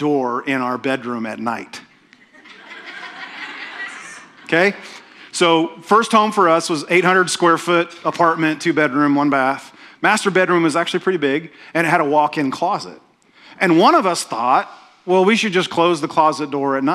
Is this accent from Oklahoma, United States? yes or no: yes; Oklahoma, United States; I'm from Oklahoma. Oklahomans don't have accents.